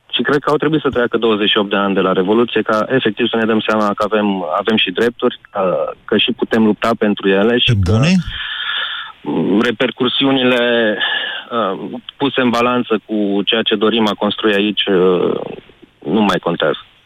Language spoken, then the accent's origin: Romanian; Romania; Suntem români